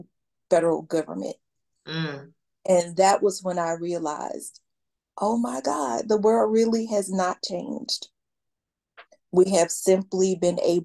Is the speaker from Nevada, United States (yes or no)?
no; Atlanta, Georgia, United States; I grew up in Atlanta.